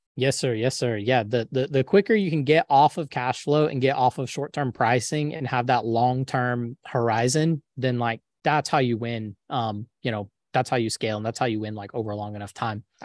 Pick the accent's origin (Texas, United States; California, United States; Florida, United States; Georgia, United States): Florida, United States; Jacksonville; now in Tampa, United States; I was born in Jacksonville, grew up in Jacksonville, went to U N F for undergrad, went to U N F for grad